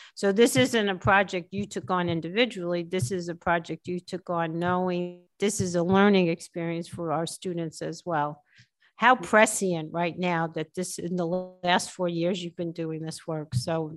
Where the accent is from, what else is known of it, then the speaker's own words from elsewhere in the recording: New York, United States; moved away as an adult; now in Philadelphia, United States; I'm from New York.